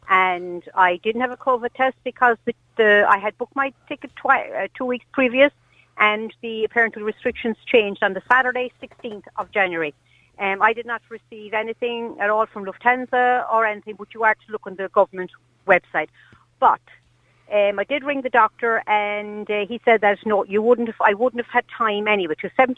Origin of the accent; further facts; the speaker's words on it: Ireland; I'm an Irish citizen, I need to get home.